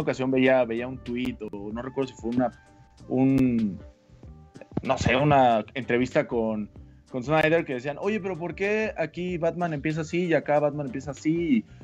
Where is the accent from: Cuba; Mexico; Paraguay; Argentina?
Mexico; a small town in Oaxaca; moved away; also born or lived in Veracruz; ahí nací, la verdad es que soy de un pueblito de Oaxaca, pero es más fácil explicar que soy de Veracruz